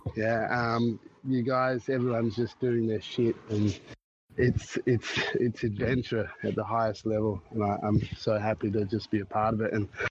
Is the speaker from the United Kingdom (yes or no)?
no; Australia; moved away as an adult; now in Japan; I'm Australian. I'm Australian